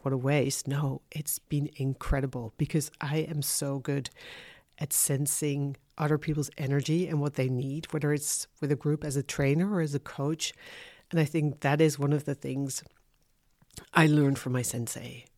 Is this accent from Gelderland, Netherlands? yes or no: no; Haarlem, North Holland, Netherlands; moved away; also born or lived in London / Amsterdam; I'm originally from Haarlem